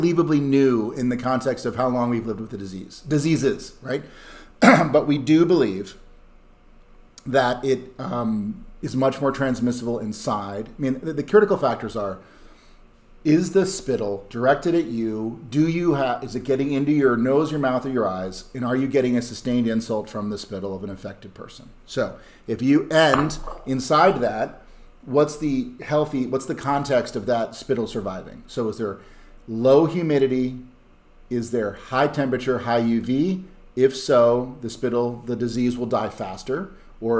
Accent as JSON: {"language": "English", "region": "Wisconsin", "country": "United States", "tie": "born or raised there", "said": "my home state of Wisconsin"}